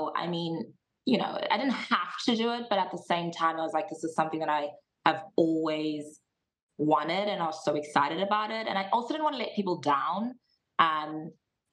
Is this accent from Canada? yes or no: no; Johannesburg, Gauteng, South Africa; also born or lived in Cape Town, South Africa; I was born in Johannesburg, South Africa, which is probably like our New York of Africa. Mm-hmm. I grew up there my whole life